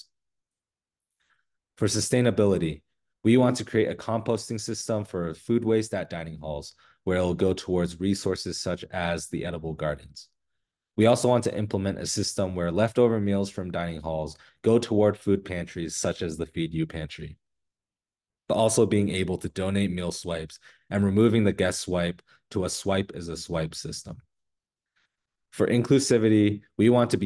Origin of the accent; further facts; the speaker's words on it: Sandy, Utah, United States; I'm from Sandy, Utah